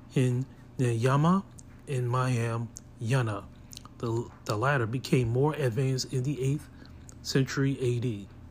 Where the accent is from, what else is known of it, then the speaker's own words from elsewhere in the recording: Hampton, Virginia, United States; I was born here in Hampton